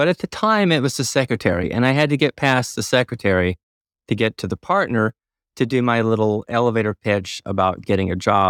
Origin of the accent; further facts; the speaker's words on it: Tennessee, United States; So Nashville was the big city for me growing up. And I know some people say that I don't talk like I'm from the South, although I think it slips out and I can slip into it pretty effortlessly. So I'm originally from Tennessee